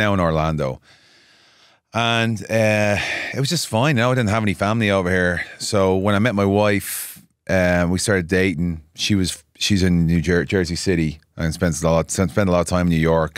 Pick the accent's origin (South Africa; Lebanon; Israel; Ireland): Ireland; Dublin, Leinster; moved away as an adult; now in Nashville, United States; I'm from Dublin. Grew up, born and raised.